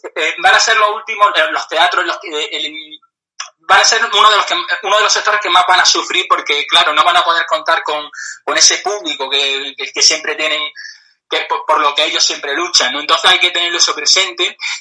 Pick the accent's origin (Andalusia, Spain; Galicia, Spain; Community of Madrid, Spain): Andalusia, Spain; Granada; yo soy de Granada